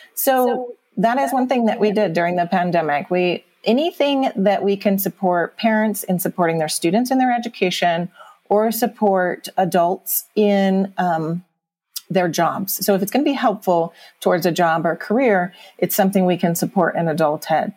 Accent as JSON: {"language": "English", "town": "Huntington Beach", "region": "California", "country": "United States", "tie": "born or raised there", "moved": "as an adult", "lives_now": "Mammoth Lakes, United States", "said": "I grew up in Southern California, in the Orange County area, in Huntington Beach"}